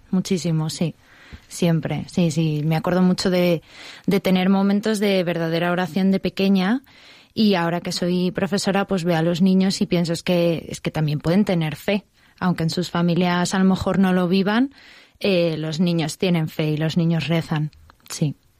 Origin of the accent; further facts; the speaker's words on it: Madrid, Community of Madrid, Spain; yo soy de Madrid, he nacido en Madrid, mi familia es de Madrid, vamos, muy gatos todos